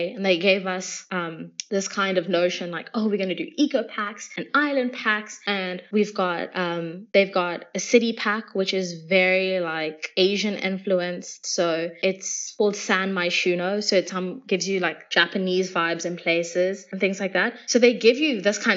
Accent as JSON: {"language": "English", "country": "South Africa", "said": "I'm South African"}